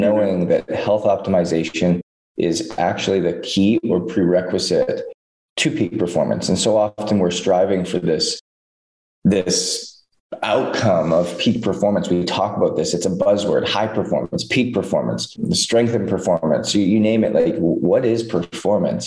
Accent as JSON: {"language": "English", "country": "Canada", "tie": "born or raised there", "said": "growing up in Canada"}